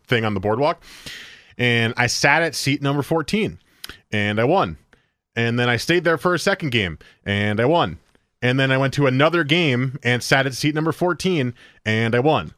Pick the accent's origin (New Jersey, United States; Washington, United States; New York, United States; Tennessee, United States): New Jersey, United States; moved away; I grew up in New Jersey